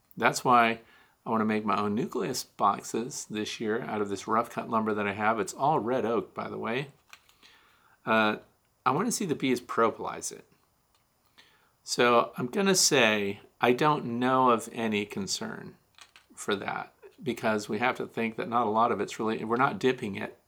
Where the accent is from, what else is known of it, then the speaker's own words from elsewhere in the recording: Kirkwood, Missouri, United States; moved away; I'm from Kirkwood, Missouri, originally, which is Saint Louis County